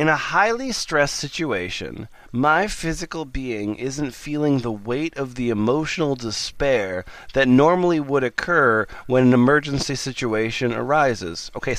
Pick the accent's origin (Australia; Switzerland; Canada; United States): Australia; I'm from Australia.